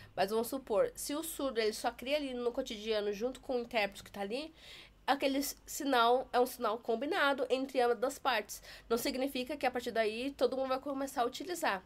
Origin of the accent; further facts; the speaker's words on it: Taubaté, São Paulo, Brazil; now in São Paulo, Brazil; Na minha cidade, eu sou de Taubaté